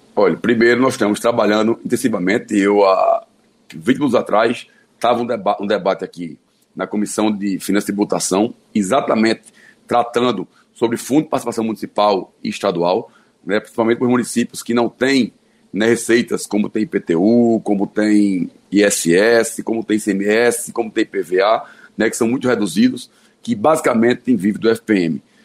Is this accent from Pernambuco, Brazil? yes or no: yes; Pernambuco, Brazil; a minha gente, a minha terra e o lugar que eu nasci e que eu amo